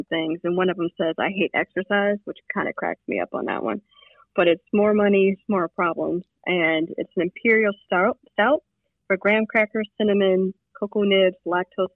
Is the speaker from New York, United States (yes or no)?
no; Detroit, Michigan, United States; moved away; I grew up in Detroit